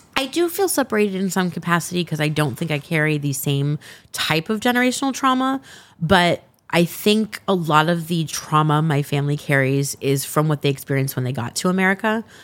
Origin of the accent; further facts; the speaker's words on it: Los Angeles, California, United States; I'm originally from Los Angeles. I'm from the San Fernando Valley, though I've worked very hard not to sound like I'm from the Valley